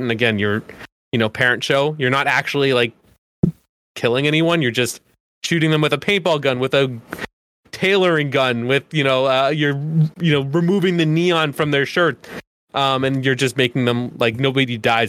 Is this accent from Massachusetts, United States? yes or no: yes; Boston, Massachusetts, United States; as a Bostonian